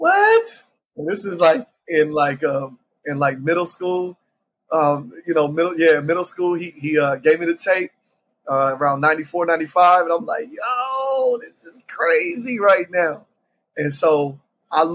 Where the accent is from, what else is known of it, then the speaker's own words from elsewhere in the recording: Columbus, Ohio, United States; now in Charlotte, United States; Born and raised in Columbus, Ohio. Currently, I reside in Charlotte, North Carolina, but I was born and raised in Columbus, Ohio